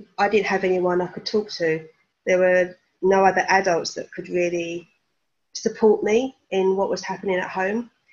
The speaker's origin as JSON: {"language": "English", "area": "Essex", "region": "East of England", "country": "United Kingdom", "moved": "as an adult", "lives_now": "Norfolk, United Kingdom", "said": "I'm originally from Essex, but now I live in Norfolk"}